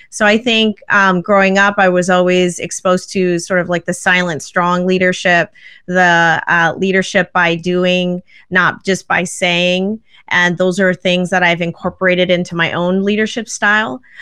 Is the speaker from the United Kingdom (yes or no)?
no; Vancouver, British Columbia, Canada; I actually grew up in Canada. I grew up in Vancouver